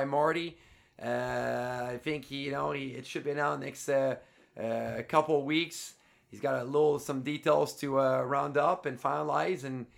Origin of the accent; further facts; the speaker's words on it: Quebec, Canada; now in Quad Cities, United States; I'm from Quebec